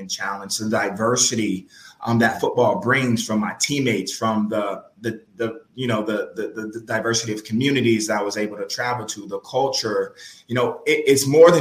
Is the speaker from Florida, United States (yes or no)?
no; Los Angeles, California, United States; growing up in South Central LA, South LA, as they call it now